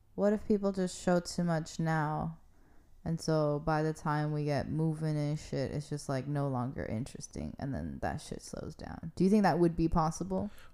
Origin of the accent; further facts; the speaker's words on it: California, United States; I'm from California